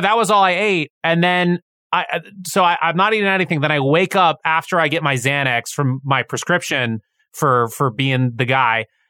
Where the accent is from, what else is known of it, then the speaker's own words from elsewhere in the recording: United States; as an American society